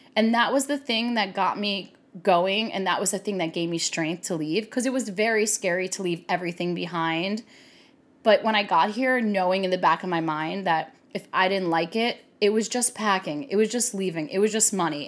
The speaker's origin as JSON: {"language": "English", "town": "Baltimore", "region": "Maryland", "country": "United States", "tie": "born or raised there", "also_born_or_lived": "New York / California", "moved": "as an adult", "lives_now": "Los Angeles, United States", "said": "growing up in Baltimore"}